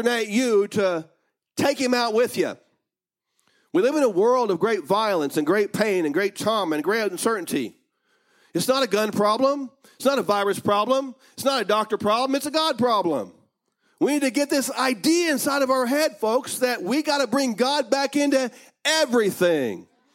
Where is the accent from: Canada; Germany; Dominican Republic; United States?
United States; I may have been born in America, but I'm not an American.